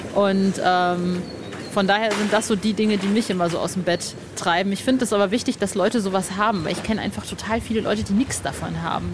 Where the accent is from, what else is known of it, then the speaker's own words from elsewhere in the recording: North Rhine-Westphalia, Germany; Ostwestfalen, wo ich aufgewachsen bin.